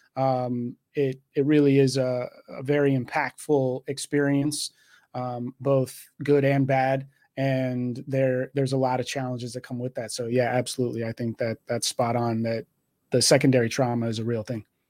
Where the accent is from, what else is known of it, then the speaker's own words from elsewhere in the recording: Texas, United States; moved away as an adult; also born or lived in Washington State; now in Washington, United States; I was born and raised in Texas